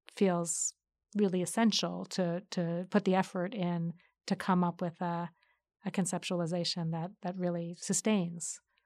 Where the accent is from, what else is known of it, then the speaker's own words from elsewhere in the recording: United States; I'm an American child